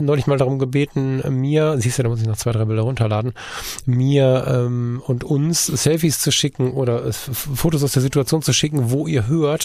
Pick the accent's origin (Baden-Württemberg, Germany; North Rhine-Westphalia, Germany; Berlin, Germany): North Rhine-Westphalia, Germany; Ruhr area; moved away; diesen Teil meiner Heimat